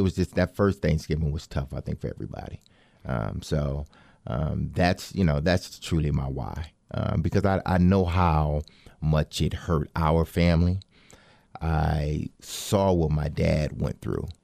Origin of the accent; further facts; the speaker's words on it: Detroit, Michigan, United States; born and raised in Detroit, Michigan